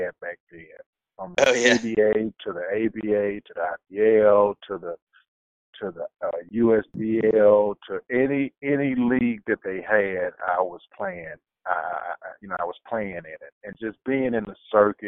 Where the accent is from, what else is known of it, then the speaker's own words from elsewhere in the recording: United States; as an American